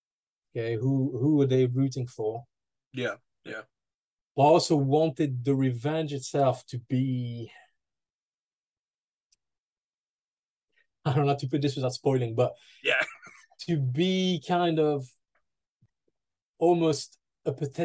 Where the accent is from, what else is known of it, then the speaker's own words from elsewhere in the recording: France; moved away as an adult; now in United Kingdom; my hometown in France